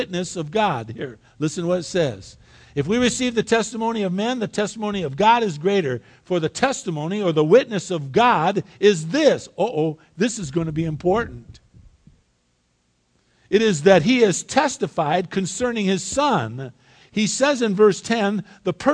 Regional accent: United States; I was born in the United States of America

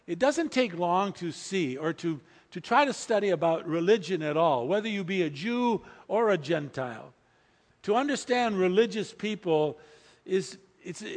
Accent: United States; I used to think I was born in the United States of America. I wasn't Jewish, so I must be a Christian.

